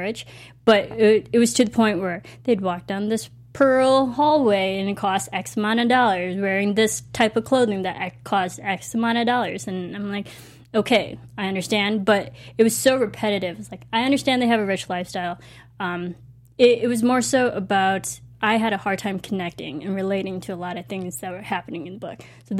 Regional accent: United States; I am Asian American, but I was raised in the American culture.

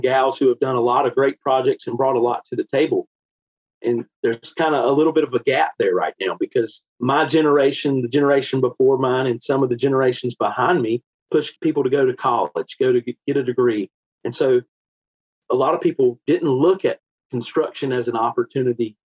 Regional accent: Eastern North Carolina, United States; I grew up in Eastern North Carolina, and that's still where home is for me today

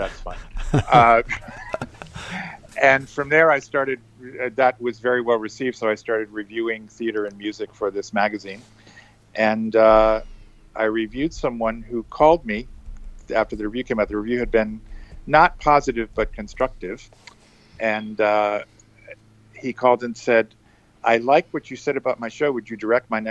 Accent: New Hampshire, United States; moved away as an adult; now in New York, United States; I grew up in New Hampshire and came here to go to Columbia

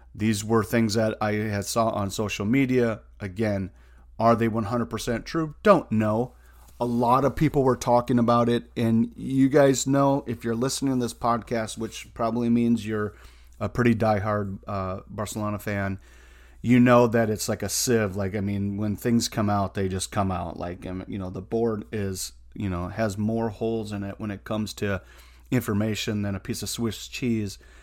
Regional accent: United States; I'm an American

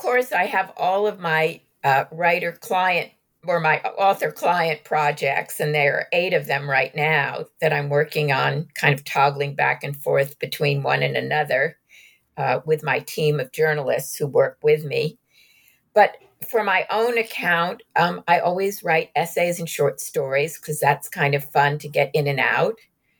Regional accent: New York, United States; I'm a New Yorker by birth. I'm Jewish. I didn't grow up in Glendive, Montana

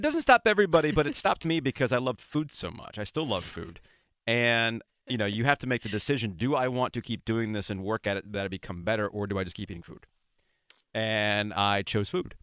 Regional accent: Boca Raton, Florida, United States; moved away; I grew up in Boca Raton, Florida

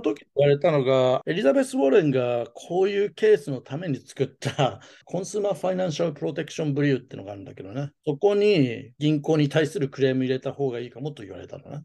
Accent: Japan; also born or lived in United States; アメリカ生まれ、日本育ち

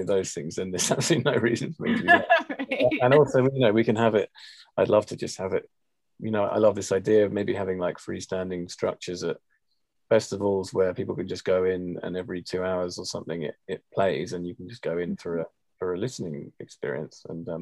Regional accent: England, United Kingdom; being English

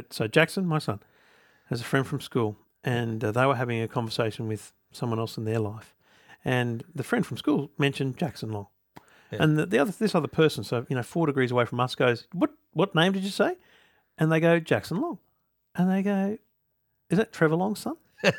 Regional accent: Queensland, Australia; And they know that I'm every day of the year I'm a Queenslander.

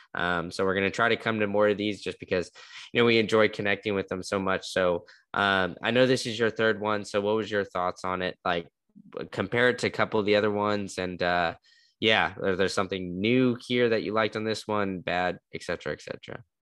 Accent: Austin, Texas, United States; moved away; I grew up in Austin

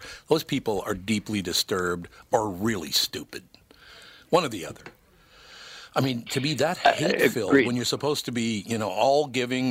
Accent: Minneapolis, Minnesota, United States; also born or lived in Long Prairie, Minnesota; I was born in Long Prairie, Minnesota, and at two, I invaded the Twin Cities when we moved here. So, you know, I'm not from Minneapolis-St. Paul originally. I grew up in Minneapolis after 2 years old

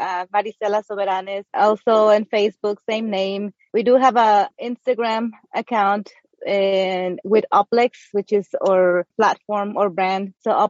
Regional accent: Mexico; English is a second language; moved away as an adult; now in United States; I'm originally from Mexico. I think we were having that conversation before we started recording, but I came to the States at age 23.

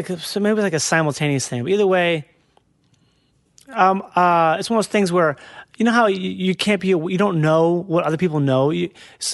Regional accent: Minnesota, United States; I'm from Minnesota

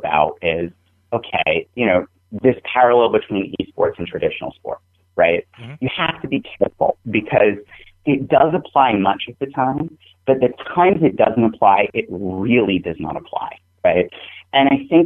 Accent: New England, United States; I'm from New England

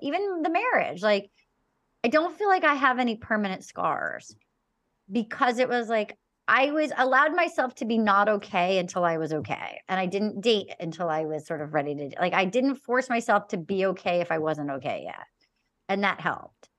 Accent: Little Compton, Rhode Island, United States; I grew up in Little Compton, Rhode Island.

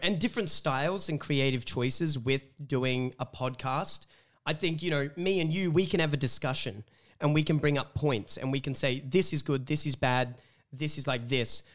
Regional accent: Wollongong, New South Wales, Australia; I'm from Wollongong, um, and coming up from Wollongong all the way to coming Sydney

